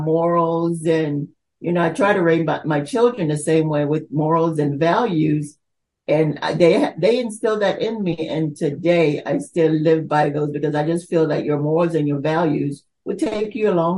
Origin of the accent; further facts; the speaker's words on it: North Carolina, United States; also born or lived in Almirante, Bocas del Toro, Panama; I was born there, but I was basically moved to the states at 12, and I was raised in North Carolina